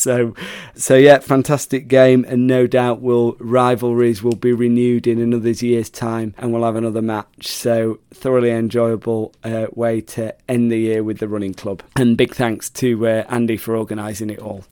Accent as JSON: {"language": "English", "town": "Sheffield", "region": "Yorkshire and the Humber", "country": "United Kingdom", "tie": "born or raised there", "said": "So I was part of the Sheffield team"}